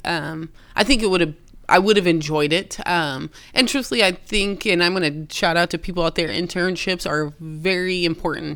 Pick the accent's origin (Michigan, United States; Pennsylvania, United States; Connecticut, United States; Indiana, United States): Indiana, United States; Austin; born and raised in Austin